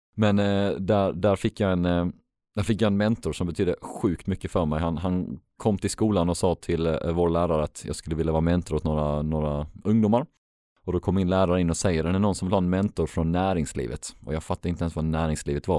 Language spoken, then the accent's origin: Swedish; Helsingborg, Skåne, Sweden; Helsingborg som är min hemstad